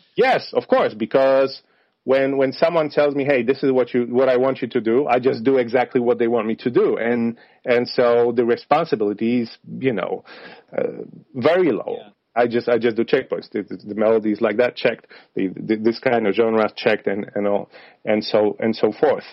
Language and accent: English; Poland; moved away; I come from I come from Poland, from Slavic region